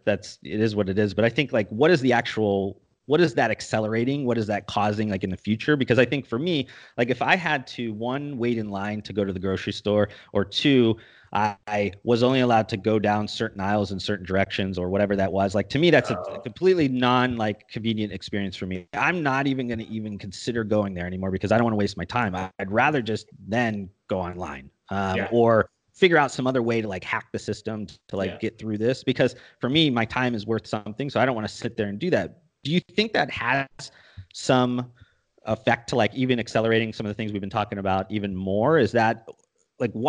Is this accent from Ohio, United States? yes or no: yes; Ohio, United States; also born or lived in Colorado; now in Texas, United States; I'm coming from Ohio